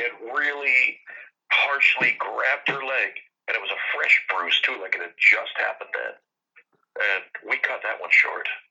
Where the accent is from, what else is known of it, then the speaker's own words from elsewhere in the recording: Massachusetts, United States; now in Salem, United States; was originally from Massachusetts